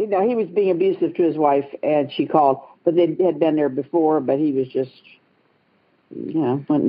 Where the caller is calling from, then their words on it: Galena, Ohio, United States; Well, I'm calling actually from Galena, Ohio, which is just north of Columbus, Ohio.